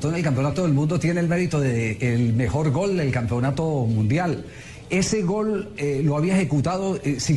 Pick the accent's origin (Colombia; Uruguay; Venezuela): Colombia; se lo comparto como colombiano.